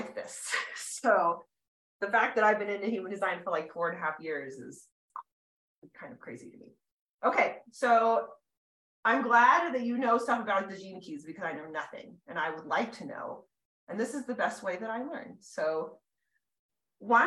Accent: California, United States; moved away as an adult; now in Colorado, United States; I grew up in California. I lived there my whole life

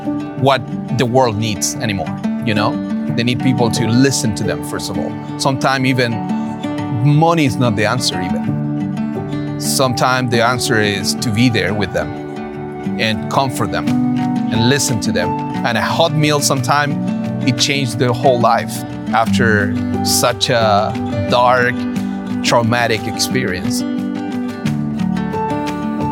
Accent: Chile; I'm from Chile

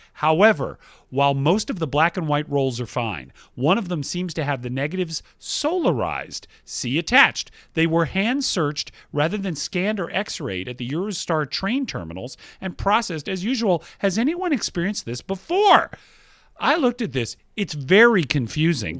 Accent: Georgia, United States; my home state of Georgia

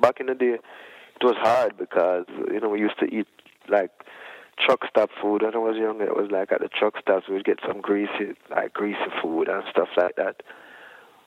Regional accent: Jamaica; For us growing up in Jamaica, we never really go to doctors that much when we were sick as children

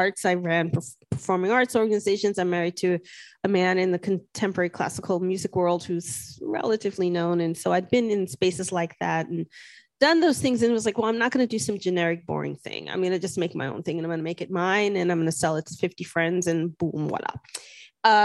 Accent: New York City, New York, United States; I grew up in New York City.

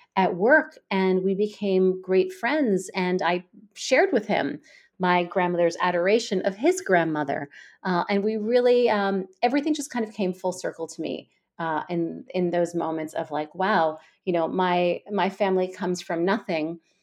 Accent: New York, United States; I'm a New Yorker, born and bred here

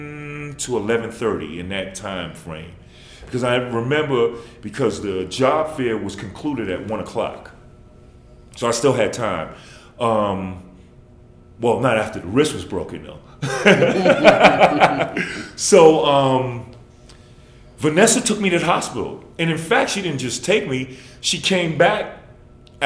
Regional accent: New York, United States; moved away; I'm from New York

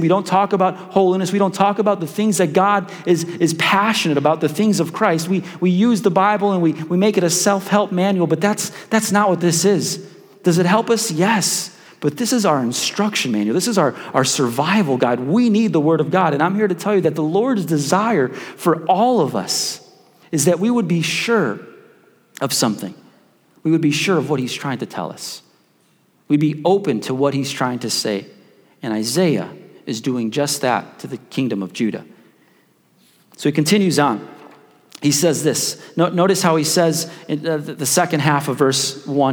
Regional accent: Chicago, Illinois, United States; moved away; I'm from Chicago

